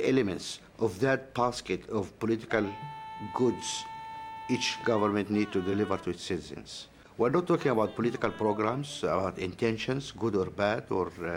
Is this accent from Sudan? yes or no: yes; Nubia, Sudan; I'm a Nubian from Sudan, so I'm an African